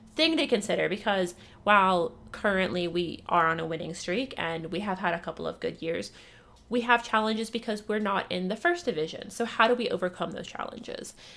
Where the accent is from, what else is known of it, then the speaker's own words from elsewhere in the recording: Ohio, United States; I grew up in Ohio